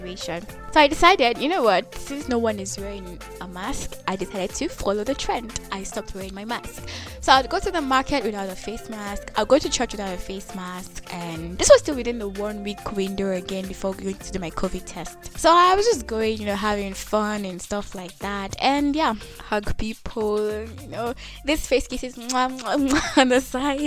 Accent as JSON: {"language": "English", "country": "Nigeria", "moved": "yes", "lives_now": "Kenya", "said": "I'm a Nigerian living in Kenya"}